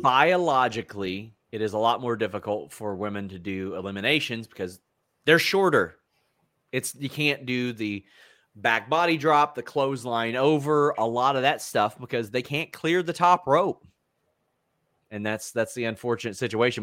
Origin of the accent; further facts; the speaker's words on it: Lexington, Kentucky, United States; I said Lexington, Kentucky.